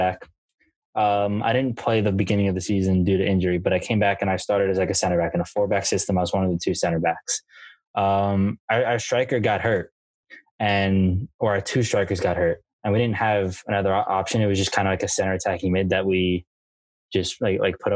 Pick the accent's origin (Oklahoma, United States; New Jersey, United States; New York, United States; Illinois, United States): New Jersey, United States; Spotswood; I am from a very small town called Spotswood, New Jersey, Middlesex County, like the middle of New Jersey